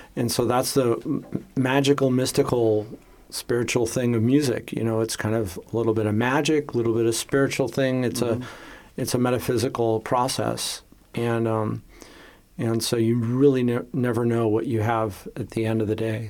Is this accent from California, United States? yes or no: yes; Los Angeles, California, United States; now in Vienna, Austria; I was born and raised in Los Angeles, California